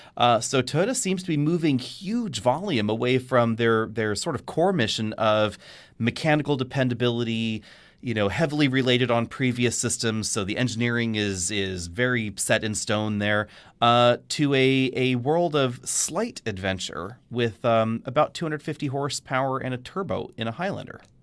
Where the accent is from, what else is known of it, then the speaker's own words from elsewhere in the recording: Bay Area, California, United States; growing up in the Bay Area